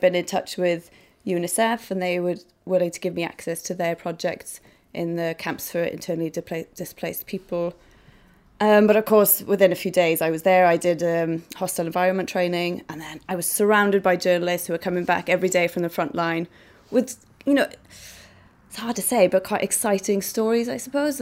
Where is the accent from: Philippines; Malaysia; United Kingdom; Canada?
United Kingdom; Idola, Wales; I came from Idola, a little, you know, hamlet in Wales.